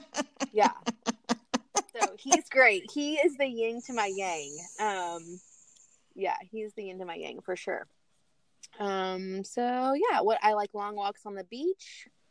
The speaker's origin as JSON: {"language": "English", "town": "Chattanooga", "region": "Tennessee", "country": "United States", "tie": "born or raised there", "also_born_or_lived": "Knoxville, Tennessee", "moved": "as an adult", "lives_now": "Orlando, United States", "said": "I grew up in Chattanooga"}